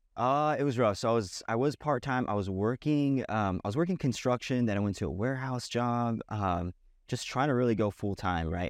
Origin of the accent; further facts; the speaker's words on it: Boise, Idaho, United States; also born or lived in Sacramento, California; I'm from Boise, Idaho. Um, originally was born in Sacramento, California. Moved, uh, out to Boise when I was, uh, about, when I was nine, ten years old.